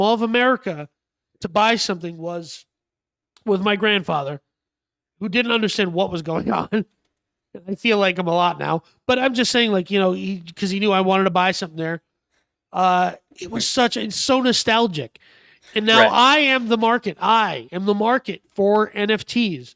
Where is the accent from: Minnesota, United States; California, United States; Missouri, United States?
Minnesota, United States; I grew up in Minnesota, so obviously I had snow boots.